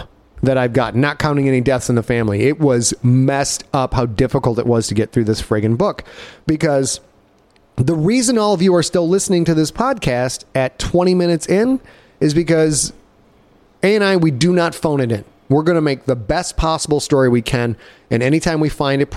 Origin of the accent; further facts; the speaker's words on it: Cheboygan, Michigan, United States; back when I was a kid, growing up in Sheboygan, Michigan